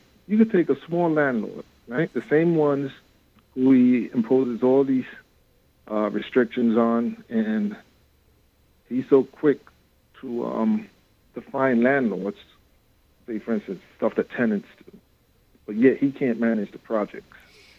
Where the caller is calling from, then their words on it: Brooklyn, New York, United States; … from Brooklyn.